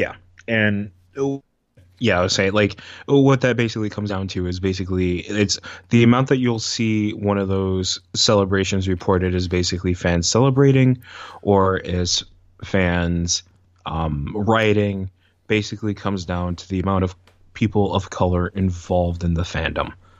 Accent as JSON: {"language": "English", "town": "Syracuse", "region": "New York", "country": "United States", "tie": "born or raised there", "said": "I grew up in Syracuse"}